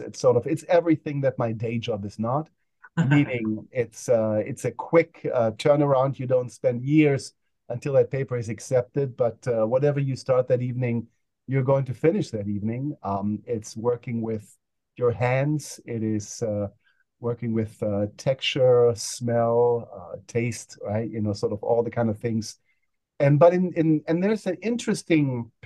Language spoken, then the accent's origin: English; Germany; now in United States; I grew up in Germany